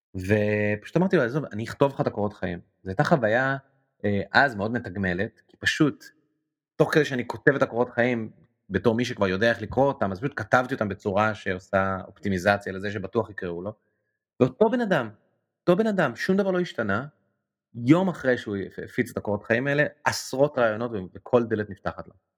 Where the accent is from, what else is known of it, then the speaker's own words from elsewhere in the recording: Jerusalem, Jerusalem District, Israel; אני ירושלמי, וגדלתי בירושלים